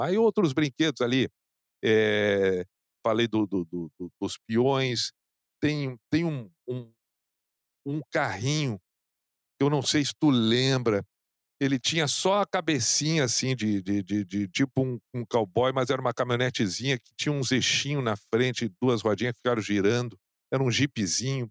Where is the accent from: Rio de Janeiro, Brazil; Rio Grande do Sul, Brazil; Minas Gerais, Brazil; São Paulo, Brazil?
Rio Grande do Sul, Brazil; Canoas; no bairro onde eu, onde eu cresci, em Canoas